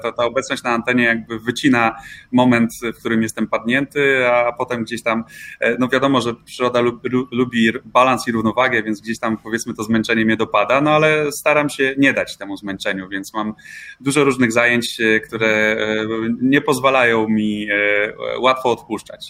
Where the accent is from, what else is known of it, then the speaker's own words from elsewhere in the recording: Olsztyn, Warmian-Masurian Voivodeship, Poland; Ja pochodzę z Olsztyna i, i właśnie w Olsztynie te swoje pierwsze radiowe kroki stawiałem